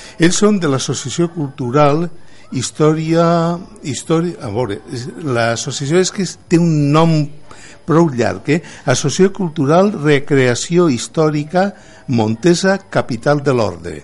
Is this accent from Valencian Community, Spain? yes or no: yes; Canals, Valencian Community, Spain; sóc de Canals